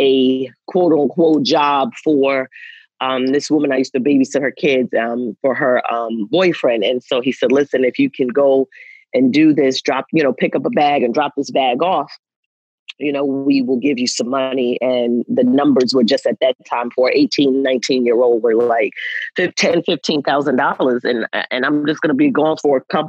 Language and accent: English; New York, United States; I'm from New York